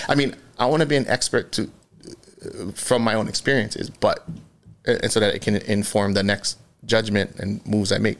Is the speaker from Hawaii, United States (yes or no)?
yes; Kahalu'u, Hawaii, United States; born and raised in Kahalu'u, Okana Road.